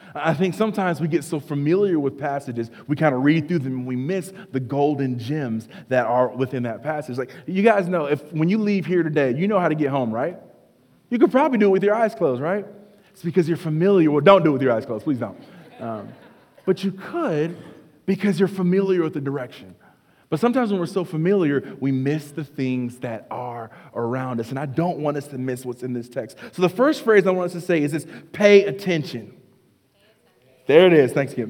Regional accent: North Carolina, United States; I grew up in North Carolina

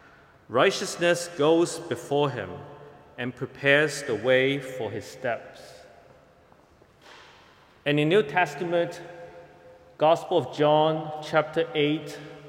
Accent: Hong Kong; moved away as an adult; now in Toronto, Canada; I came from Hong Kong to Toronto about 3 years ago when I began my seminary study just across the street at Knox College.

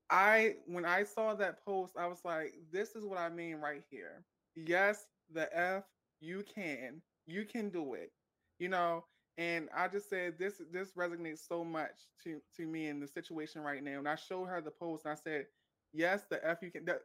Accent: Maryland, United States; I'm from Maryland

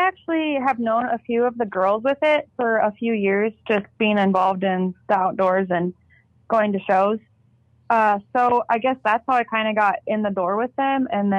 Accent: South Dakota, United States; so I'm from the Black Hills of South Dakota, and I'm all about getting people involved in the outdoors

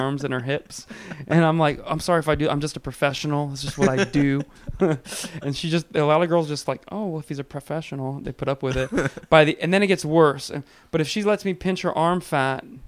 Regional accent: Reno, Nevada, United States; moved away as an adult; also born or lived in Las Vegas, Nevada; now in California, United States; I moved out here from Nevada. I was like living in Nevada until I was like 20 years

